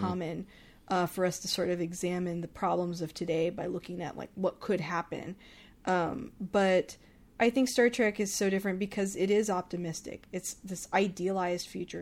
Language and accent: English; Texas, United States; I'm from Texas